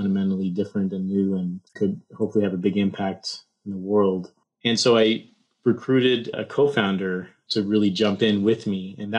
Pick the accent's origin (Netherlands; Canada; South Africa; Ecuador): Canada; Toronto, Ontario; moved away as an adult; also born or lived in Waterloo, Canada / Stanford, United States; I hail from Canada, Toronto, Canada